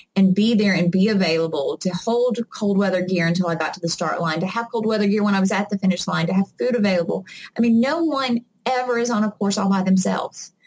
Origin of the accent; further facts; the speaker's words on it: the South, United States; I'm from the South